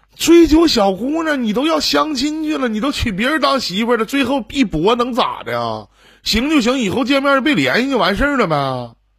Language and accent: Chinese; Northeast China, China; accent: Northeastern; 用我们东北话